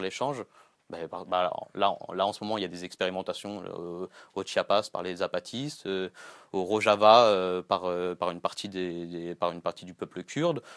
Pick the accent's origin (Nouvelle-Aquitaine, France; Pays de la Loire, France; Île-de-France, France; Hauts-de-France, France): Île-de-France, France; Gennevilliers; j'ai grandi à Gennevilliers